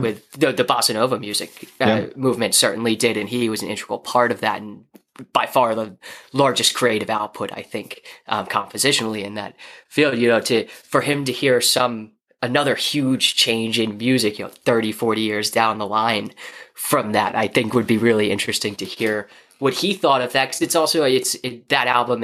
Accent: United States; I'm an American, so obviously I only speak one English. One language, which is English

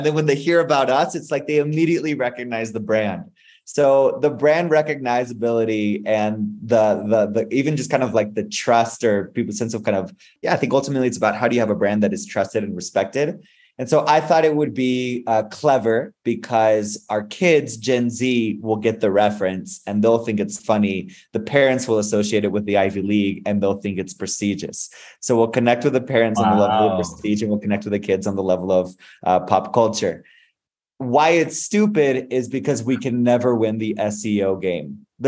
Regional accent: Spain; also born or lived in Mexico; So I was born in Mexico and grew up in Spain. My parents are Christian missionaries. So I'm a son of Christian missionaries.

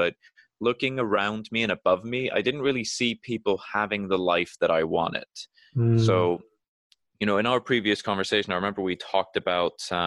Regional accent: Iceland; moved away as an adult; now in United Kingdom; when I moved away from Iceland, I knew that everything that I'd worked to build up there in terms of connections within the art community, that wouldn't be done overnight in a new country.

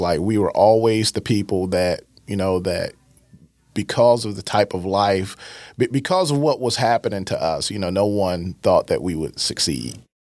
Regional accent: East St. Louis, Illinois, United States; born and raised in East St. Louis

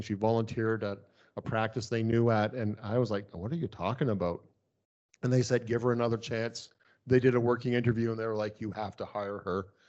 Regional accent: Canada; as a Canadian, I can work in the States

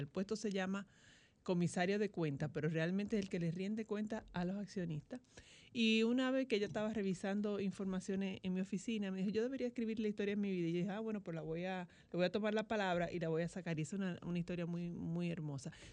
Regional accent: Santo Domingo, Distrito Nacional, Dominican Republic; yo nací aquí en, Santo Domingo, eh, me crié en Santo Domingo

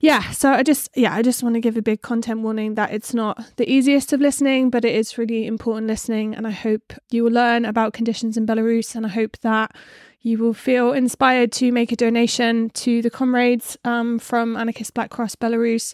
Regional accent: England, United Kingdom; I'm from England

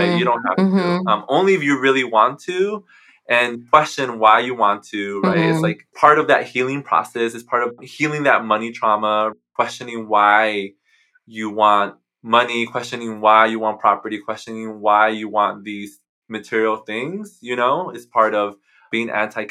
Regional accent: Mexico; now in United States; in Mexico, where, you know, where I was born

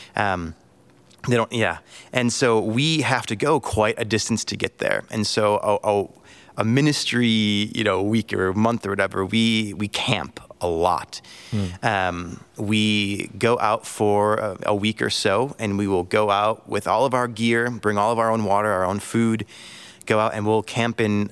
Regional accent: United States; moved away as an adult; also born or lived in Angola; being an American.

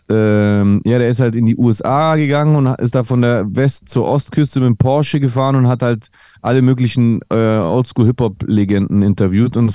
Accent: Greece; now in Germany; hey, ich bin auch Grieche, ich finde es voll krass, dass ein Grieche so im Deutschrap ist und so.

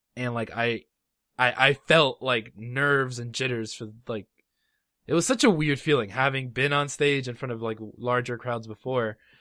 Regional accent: Los Angeles, California, United States; moved away; I'm originally from Los Angeles, California

